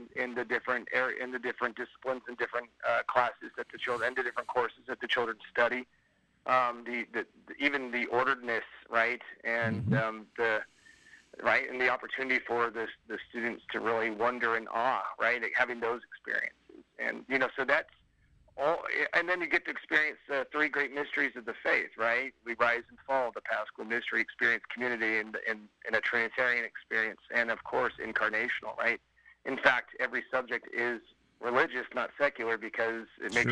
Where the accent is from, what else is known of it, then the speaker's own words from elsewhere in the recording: Sacramento, California, United States; I grew up in Sacramento